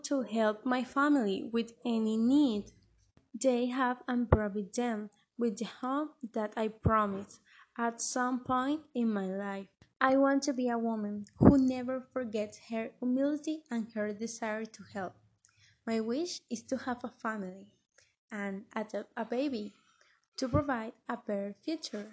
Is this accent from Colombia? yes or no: yes; Barranquilla, Atlántico, Colombia; I am from Colombia, exactly from Barranquilla